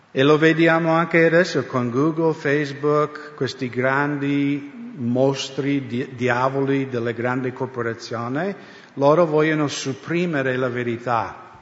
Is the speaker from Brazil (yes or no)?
no; United States; now in Italy; Io crescendo negli Stati Uniti